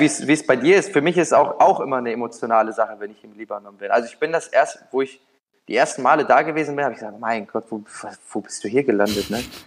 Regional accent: Düsseldorf, North Rhine-Westphalia, Germany; moved away as an adult; now in Naples, Italy; Ich bin in, in Düsseldorf da groß geworden

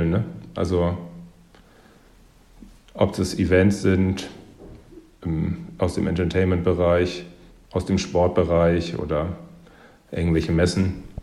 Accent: Northern Germany, Germany; Ähm, ja, ich musste mich am, am Anfang erstmal daran gewöhnen, muss ich sagen. Ähm, hin und wieder sind die Leute hier schon ein bisschen cholerischer. Also ich sag mal, die Norddeutschen sind ja ein bisschen, ein bisschen ruhiger.

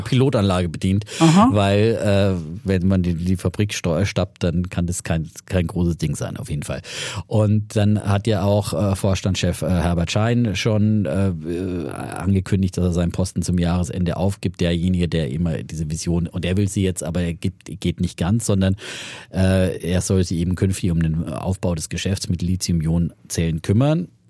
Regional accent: near Ellwangen and Nördlingen, Franconia, Germany; moved away; wir sind ja äh, da in Franken, da hart an der Grenze

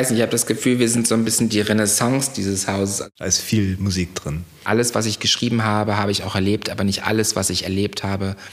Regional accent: Parchim, Mecklenburg-Vorpommern, Germany; moved away; also born or lived in Munich; aus einer kleinen Kreisstadt in der Nähe von Schwerin, äh, die nennt sich Parchim und ähm, bin da aufgewachsen äh, bei meinen Eltern

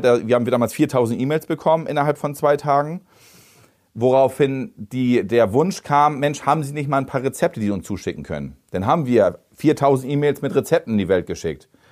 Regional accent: Bredstedt, Schleswig-Holstein, Germany; Ich kenne die Stadt, ich bin in Bredsche groß geworden

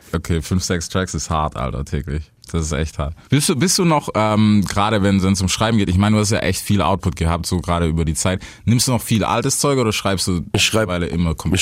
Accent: Stuttgart, Baden-Württemberg, Germany; als Stuttgarter

